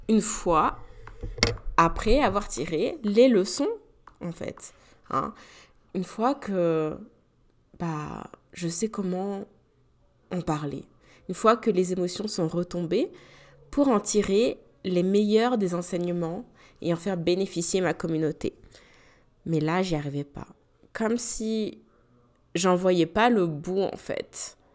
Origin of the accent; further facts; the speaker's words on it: France; moved away; la visite de ma famille pour la première fois depuis que j'ai quitté la France, donc ça fait quand même sept ans